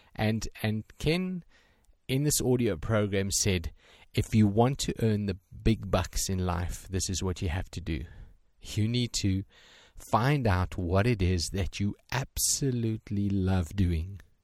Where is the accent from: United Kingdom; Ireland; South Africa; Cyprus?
South Africa; I'm from South Africa